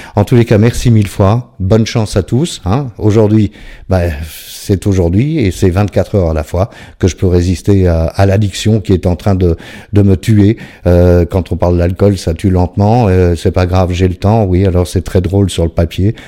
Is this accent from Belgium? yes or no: yes; Belgium; je suis belge.